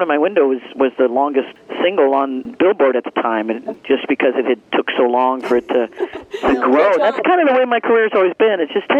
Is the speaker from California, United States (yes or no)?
no; Leavenworth, Kansas, United States; I grew up in the Midwest. I mean, I grew up in Leavenworth, Kansas, right close to you guys.